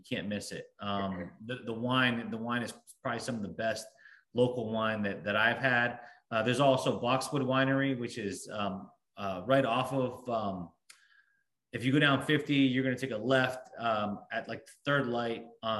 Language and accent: English; Centreville, Virginia, United States; moved away as an adult; now in Willowsford, Virginia, United States; I grew up in Centerville. I'm a Fairfax County guy for sure.